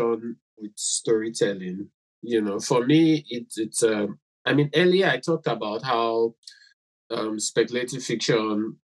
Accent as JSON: {"language": "English", "country": "Nigeria", "said": "as a disabled person in Nigeria, as a Nigerian"}